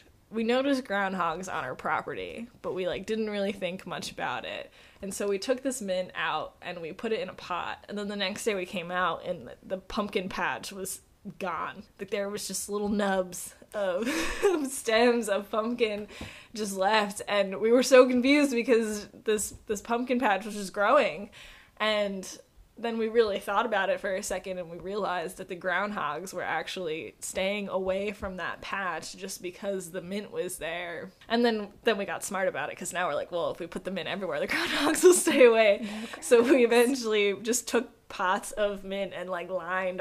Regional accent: New Jersey, United States; where I grew up in New Jersey

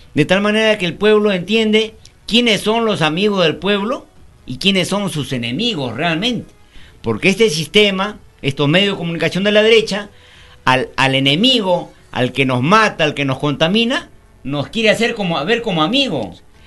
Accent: Peru; Nosotros los 33 millones de peruanos

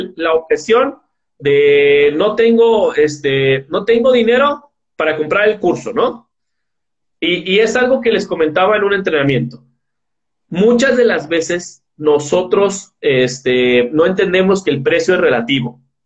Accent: Guadalajara, Jalisco, Mexico; Yo soy de Guadalajara, Jalisco, México

